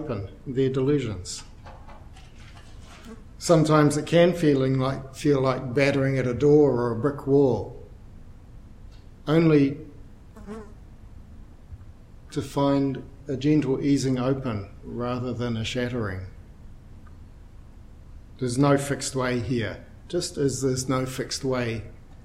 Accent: Dunedin, Otago, New Zealand; I'm from Dunedin

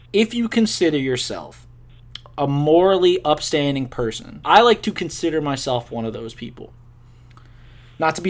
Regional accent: United States; being American

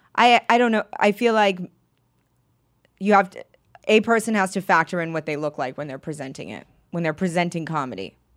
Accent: Maine, United States; now in New York, United States; I grew up in Maine

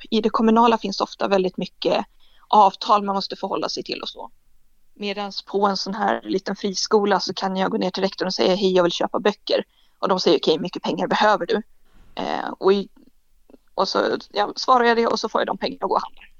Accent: Umeå, Västerbotten County, Sweden; moved away as an adult; also born or lived in Lapland / Dorotea / Skåne; now in Lund, Sweden; Jag är född i en pytteliten by mittemellan Dorotea och Borgafjäll, så mitt ute ingenstans. Och sen har jag bott nästan hela livet i Umeå

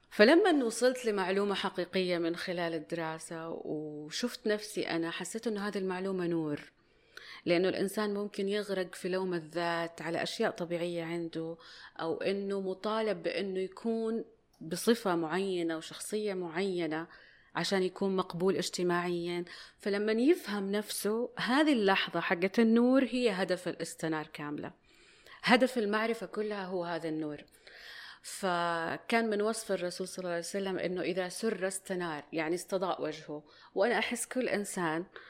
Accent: Saudi Arabia; عندنا في السعودية

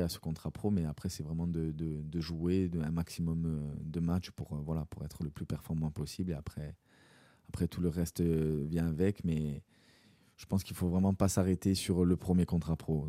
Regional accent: Corsica, France; en tant que Corse, en tant que voilà, que joueur, joueur insulaire

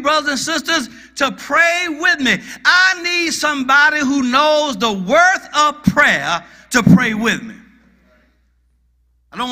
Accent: Athens, Georgia, United States; also born or lived in Gainesville, Georgia; I'm from Gainesville, Georgia. However, when I was 6 years old, my father got a job with the University of Georgia. And he moved me from Gainesville, Georgia, to Athens, Georgia.

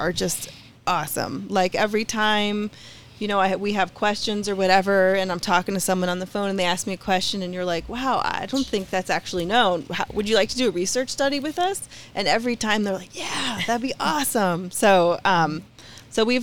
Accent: Colorado, United States; I am a native from Colorado

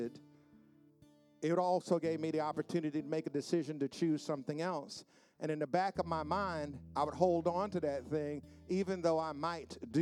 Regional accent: New York City, New York, United States; also born or lived in South Bronx, New York / Queens, New York; growing up where I grew up, that something like that would not happen. And I remember we moved from the South Bronx to Queens

